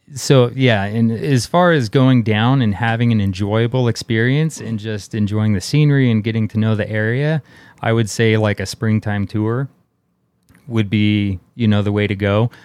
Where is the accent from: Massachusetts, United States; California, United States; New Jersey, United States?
California, United States; Bay Area; I grew up in the Bay Area in California